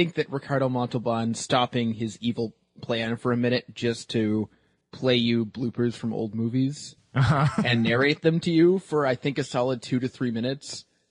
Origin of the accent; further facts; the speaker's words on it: Canada; I'm Canadian.